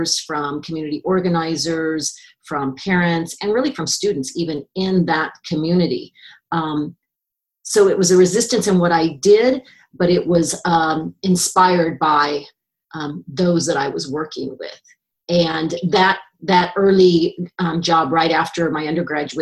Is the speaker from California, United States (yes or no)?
no; Kansas City, Missouri, United States; I grew up in Kansas City.